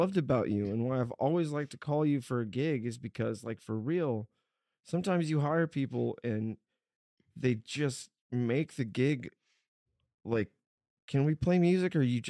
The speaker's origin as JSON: {"language": "English", "town": "Bronx", "region": "New York", "country": "United States", "tie": "born or raised there", "said": "You should have seen those growing up in the Bronx."}